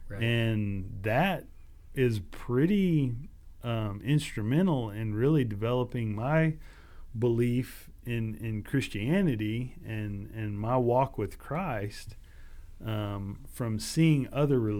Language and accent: English; Katy, Texas, United States; as a kid, as a as a teenager growing up in Katy, Texas, and all the junk that goes along with that.